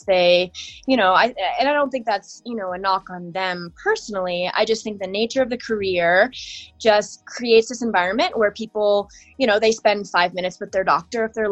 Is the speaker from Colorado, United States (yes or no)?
yes; Lakewood, Colorado, United States; I was born and raised in Lakewood, Colorado